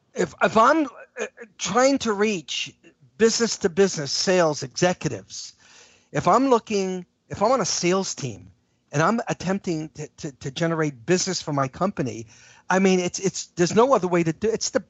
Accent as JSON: {"language": "English", "town": "New York City", "region": "New York", "country": "United States", "tie": "born or raised there", "said": "Well, you know, I grew up in New York, so I used to go to Greenwich Village all the time."}